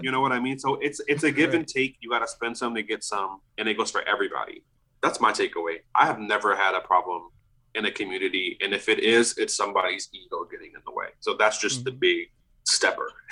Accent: New Orleans, Louisiana, United States; moved away as an adult; now in Austin, United States; I'm from New Orleans

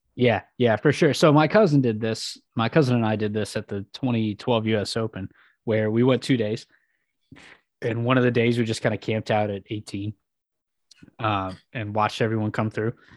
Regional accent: West Coast, United States; growing up on the West Coast

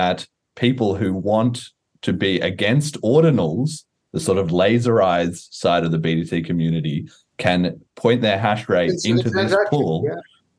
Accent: Australia; I'm Australian

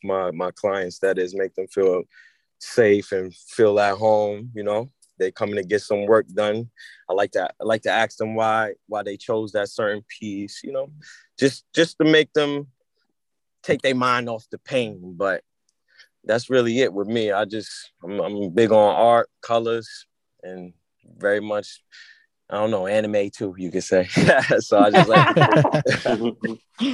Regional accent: New York City, New York, United States; I'm from Bronx, New York.

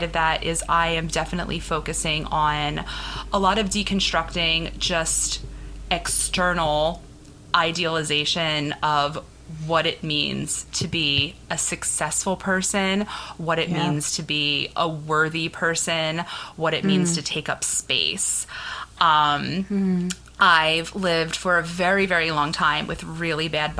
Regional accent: Philadelphia, Pennsylvania, United States; I'm from Philly.

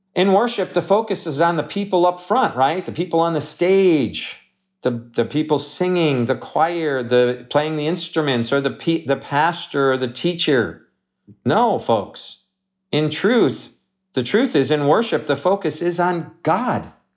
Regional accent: Wisconsin, United States; moved away; I grew up in Wisconsin

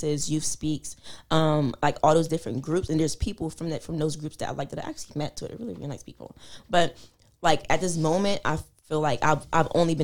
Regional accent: Philadelphia, Pennsylvania, United States; I'm from Philly

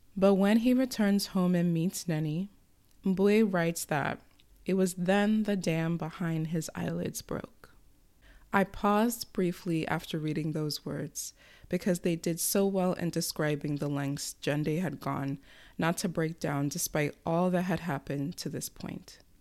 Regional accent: United States; as an American citizen writing this, especially with the country we live

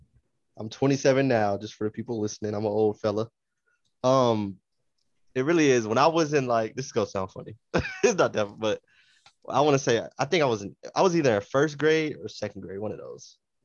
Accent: Phoenix, Arizona, United States; I grew up in Phoenix

